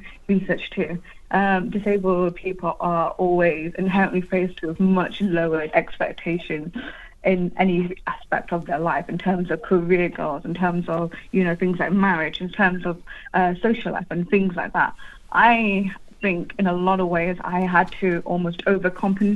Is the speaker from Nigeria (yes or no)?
no; United Kingdom; I'm British Bangladeshi